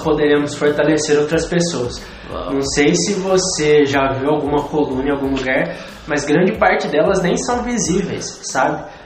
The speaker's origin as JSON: {"language": "Portuguese", "country": "Brazil", "said": "nós somos brasileiros"}